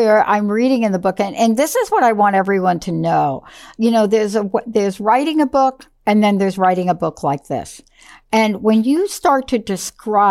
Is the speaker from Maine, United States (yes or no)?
no; New York City, New York, United States; growing up in New York City